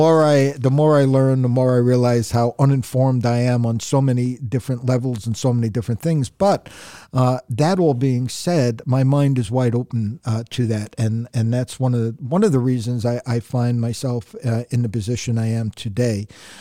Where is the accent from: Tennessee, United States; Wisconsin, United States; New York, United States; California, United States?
New York, United States; Long Island; also born or lived in Factoryville, Pennsylvania; now in Northeast Pennsylvania, United States; I am from originally New York City. I was born in New York City. I was raised on Long Island.